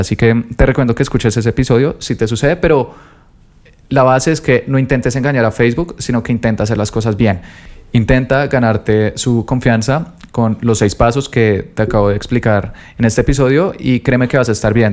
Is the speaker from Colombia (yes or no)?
yes; Colombia; yo soy de Colombia